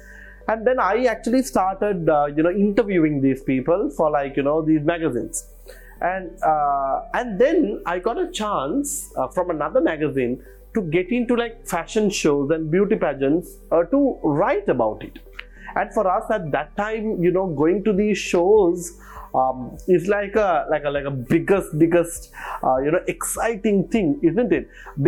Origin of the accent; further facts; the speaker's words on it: Colombo, Western Province, Sri Lanka; Okay, so as you know, I was born and brought up in Colombo. So I went to DS and Anayaka College.